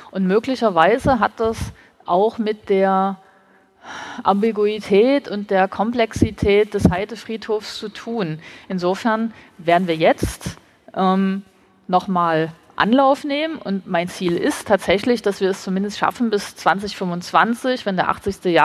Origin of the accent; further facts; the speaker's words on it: Dresden, Saxony, Germany; Ich bin gebürtige Dresdnerin. Als ich Kind war, war dieser Ort hier eine Wiese mit einem Ruin, also mit einem Steinhaufen als Mahnmal.